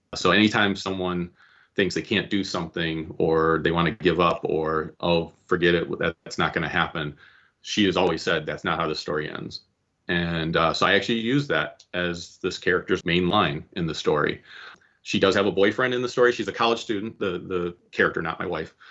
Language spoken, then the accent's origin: English; Cleveland, Ohio, United States; I am from the Cleveland area